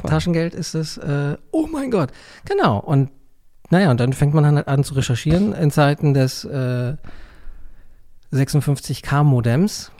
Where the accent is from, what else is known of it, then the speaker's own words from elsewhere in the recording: Neubrandenburg, Mecklenburg-Vorpommern, Germany; in meiner Heimatstadt, in Neubrandenburg